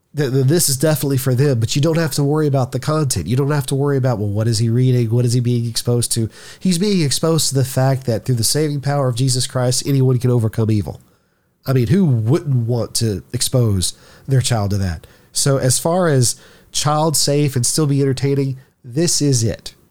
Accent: Shreveport, Louisiana, United States; my home state or my hometown, whether it's Shreveport or just Louisiana in general

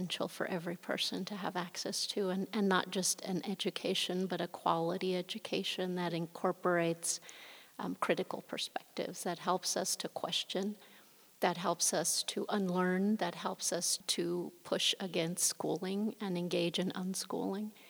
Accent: Denver, Colorado, United States; also born or lived in Mexico; I was born in Mexico. My parents brought me to the U.S. when I was just an infant. And I grew up in the Denver area on the north side.

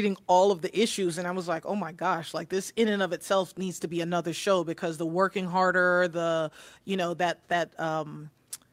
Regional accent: New York City, New York, United States; I was born in the Bronx

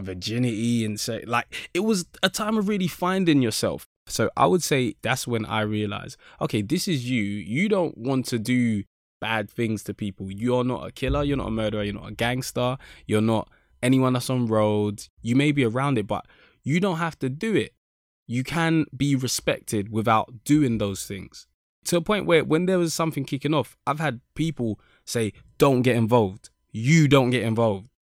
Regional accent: London, United Kingdom; I was born in Saint Thomas's Hospital, Westminster, 'cause I'm literally in Kennington, which is just down the road, basically. So that's where I was born, and I've always lived in that area

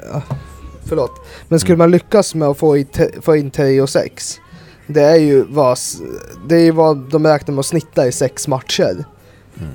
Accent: Gävle, Gävleborg County, Sweden; moved away; Jag var hemma i Gävle

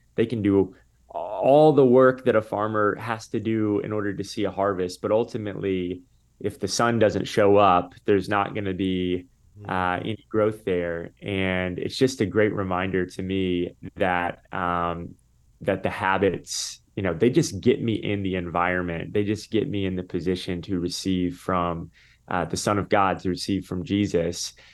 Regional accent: Tampa, Florida, United States; I grew up in Tampa

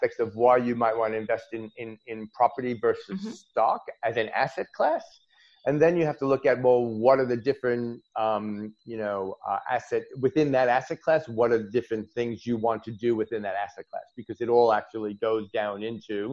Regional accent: New York, United States; now in Australia; I'm an American originally, a New Yorker by birth

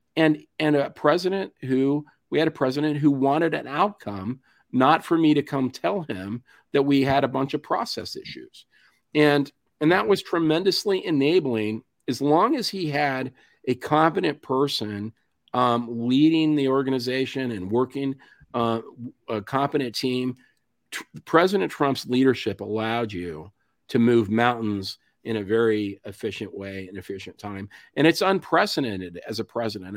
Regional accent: Rifle, Colorado, United States; I grew up in a little town in western Colorado called Rifle

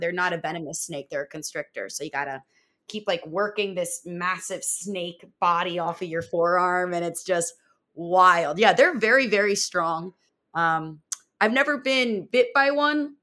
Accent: outside of Philadelphia, Pennsylvania, United States; now in Florida, United States; I'm not from Florida originally. I'm from uh, Pennsylvania, outside of Philadelphia

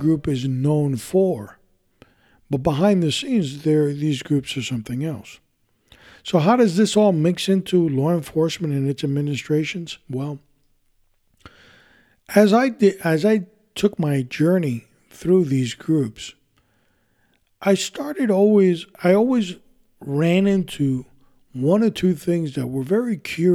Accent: New York City, New York, United States; I was born in this country, I was born in New York City, raised there

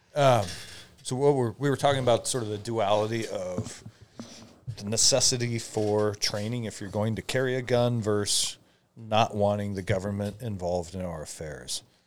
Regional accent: Omak, Washington, United States; moved away as an adult; I grew up in Omac, where guns are just part of your life

